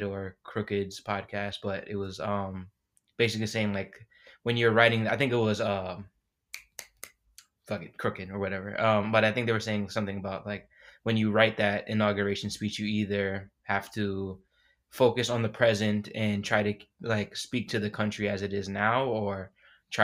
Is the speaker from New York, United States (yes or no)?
yes; New York City, New York, United States; moved away; also born or lived in Washington, D.C.; I'm originally from Queens, New York